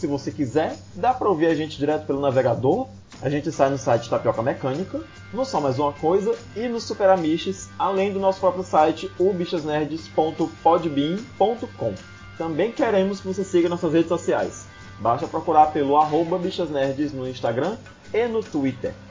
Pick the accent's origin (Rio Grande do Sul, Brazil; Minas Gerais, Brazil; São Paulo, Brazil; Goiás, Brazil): Goiás, Brazil; Cavalcante; Eu sou de Cavalcante